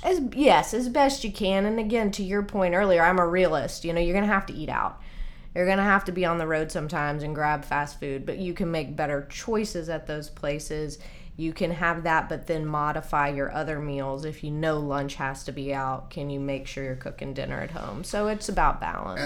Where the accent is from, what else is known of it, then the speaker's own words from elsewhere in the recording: Nashville, Tennessee, United States; also born or lived in Colorado; I grew up here in Nashville, actually.